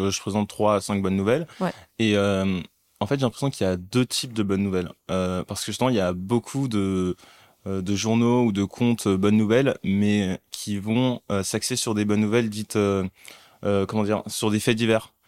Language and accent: French; Paris, Île-de-France, France; also born or lived in Mali; je suis né au Mali. Mhm. j'ai grandi en cité dans un HLM. Mhm. Et ensuite, j'ai grandi aussi à Paris